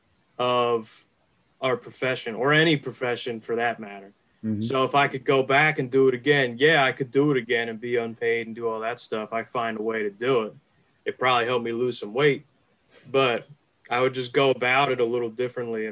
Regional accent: Philadelphia suburbs, Pennsylvania, United States; I grew up in the Philly suburbs, so I've been a Birds fan my whole life

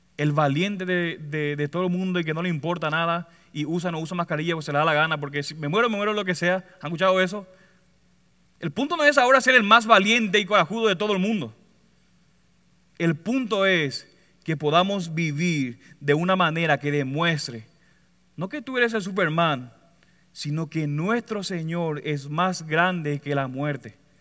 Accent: Puerto Rico; Como buen puertorriqueño

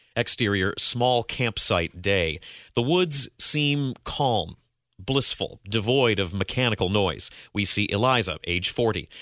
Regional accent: Ohio, United States; I'm an Ohio dude.

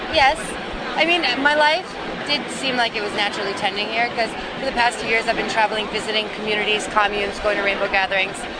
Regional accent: New York City, New York, United States; Queens Village, New York

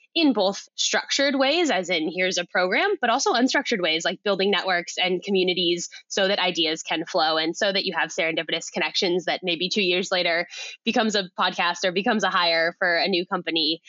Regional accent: Silicon Valley, California, United States; now in Australia; I grew up in Silicon Valley

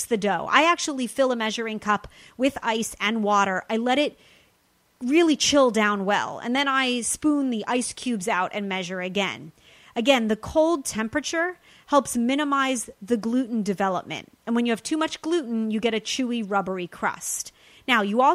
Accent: Los Angeles, California, United States; my hometown

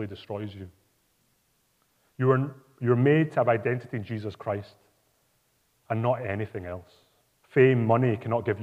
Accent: Glasgow, Scotland, United Kingdom; Glasgow, my hometown

